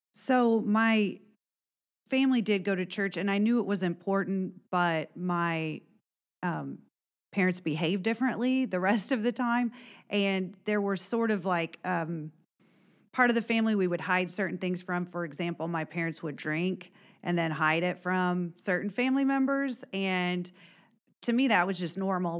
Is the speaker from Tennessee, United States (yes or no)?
no; Warren County, Indiana, United States; also born or lived in Illinois; I am from Warren County originally, grew up, uh, on a farm